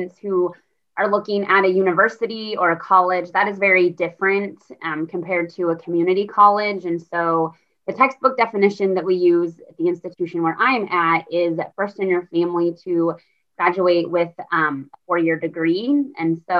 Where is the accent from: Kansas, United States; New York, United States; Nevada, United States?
Kansas, United States; moved away; I am from Kansas. And so small, rural, I would say stereotypical Kansas. And so I'm from a town of about 900 people.